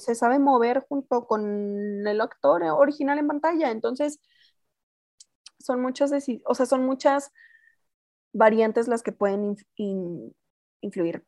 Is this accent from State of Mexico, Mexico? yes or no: no; Chihuahua, Mexico; moved away as an adult; now in Mexico City, Mexico; yo soy de Chihuahua, llego a Ciudad de México el 22 de julio del 2013